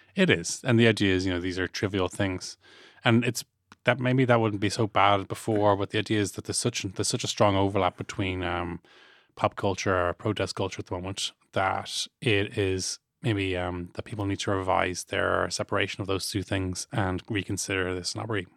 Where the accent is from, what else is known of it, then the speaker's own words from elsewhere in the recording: Ireland; ourselves as Irish people